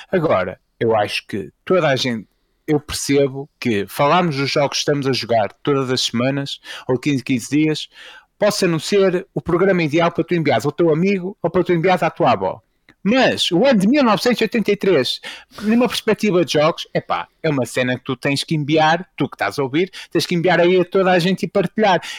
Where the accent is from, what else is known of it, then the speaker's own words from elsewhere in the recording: Fafe, Braga, Portugal; acho que já ficou claro que eu, vou ser, que eu sou de Faf